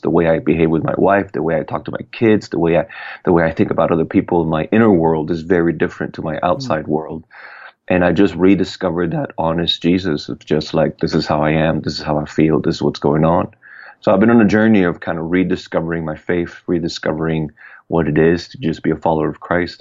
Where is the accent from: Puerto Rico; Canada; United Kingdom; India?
Puerto Rico; I was born and raised in Puerto Rico